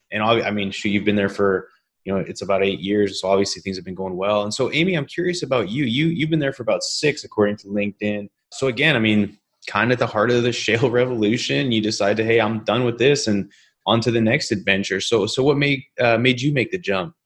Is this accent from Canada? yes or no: yes; British Columbia, Canada; also born or lived in Calgary, Canada; now in Houston, United States; I grew up in, in British Columbia. My mom and I moved out there when I was five